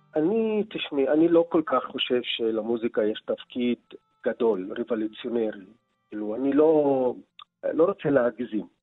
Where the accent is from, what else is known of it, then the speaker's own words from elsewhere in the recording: Nazareth, Northern District, Israel; Hebrew is a second language; moved away as an adult; also born or lived in former Soviet Union / Berlin; אני יליד נצרת, בית ליברלי, רב תרבותי